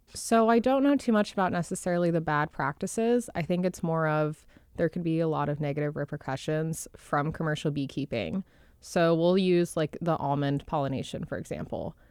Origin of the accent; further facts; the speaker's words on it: outside of Dallas, Texas, United States; now in Jupiter, United States; outside of Dallas in Texas